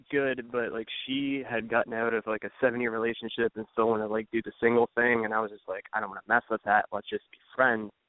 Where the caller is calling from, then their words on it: Cleveland, Ohio, United States; Cleveland, Ohio.